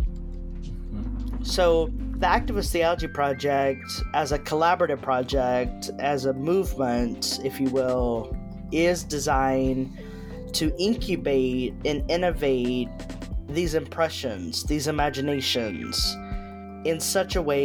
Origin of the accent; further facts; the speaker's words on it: Texas, United States; also born or lived in Berkeley, California; now in Nashville, United States; I'm from Texas, didn't want to return to Texas, so came to Nashville